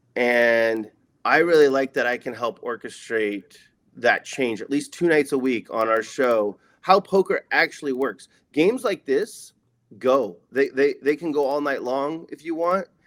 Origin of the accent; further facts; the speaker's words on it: Oceanside, California, United States; moved away as an adult; also born or lived in Las Vegas, Nevada; my hometown casino, Ocean's Eleven